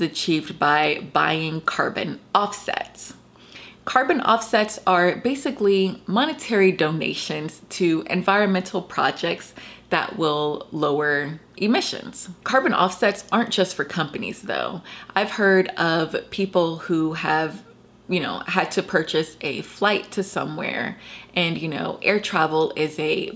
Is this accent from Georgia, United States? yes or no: yes; Georgia, United States; my home state of Georgia